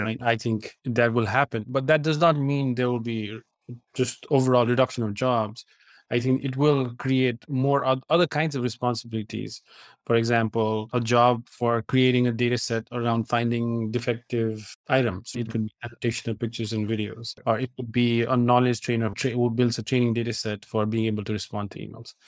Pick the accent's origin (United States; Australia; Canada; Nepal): Nepal; moved away as an adult; I grew up in Nepal and then came here for college.